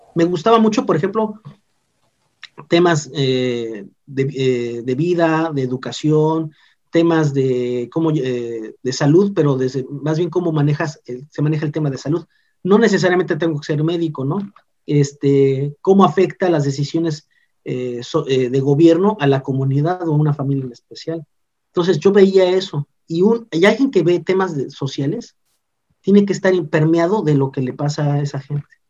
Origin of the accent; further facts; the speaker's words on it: Mérida, Yucatán, Mexico; also born or lived in Mexico City; Yo nací en la Ciudad de México en, 1980. Este, para finales del 85, mis padres, mis hermanos y otros familiares más la se toma la decisión que nos vengamos a vivir acá a la ciudad de Mérida, pues tengo, he sido educado por yucatecos